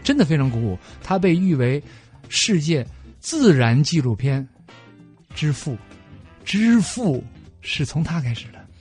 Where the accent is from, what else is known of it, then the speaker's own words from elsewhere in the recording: China; 我是从中国来的